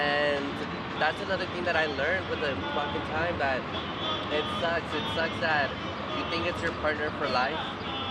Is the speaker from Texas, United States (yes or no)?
yes; El Paso, Texas, United States; also born or lived in Vail, Colorado / Dillon, Colorado; now in Denver, United States; I'm from originally from El Paso, Texas.